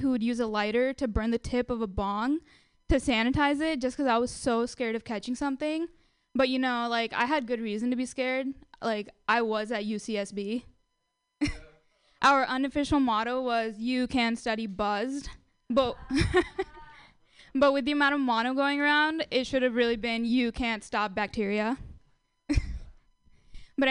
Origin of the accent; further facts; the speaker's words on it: India; now in United States; I'm Indian.